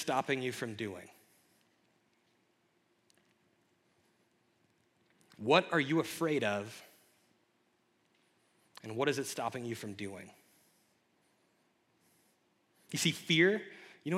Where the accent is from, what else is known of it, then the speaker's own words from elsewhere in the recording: Kentucky, United States; moved away as an adult; I had to move far away. I'm from Kentucky